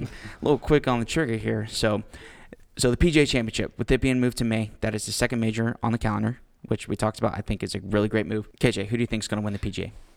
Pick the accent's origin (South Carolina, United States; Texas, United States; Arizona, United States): Texas, United States; Houston; we are from Houston. And since we're from Houston